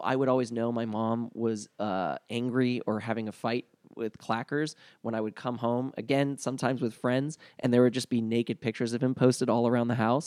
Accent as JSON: {"language": "English", "town": "New Orleans", "region": "Louisiana", "country": "United States", "tie": "born or raised there", "moved": "yes", "said": "I was raised in New Orleans during the school year"}